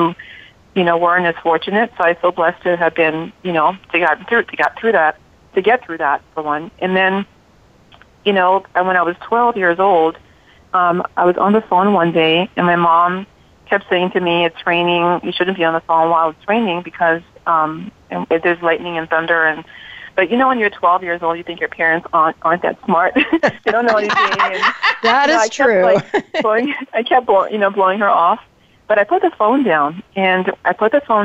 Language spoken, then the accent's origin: English; Liberia; now in United States; I'm from Liberia, West Africa. I was born and raised there.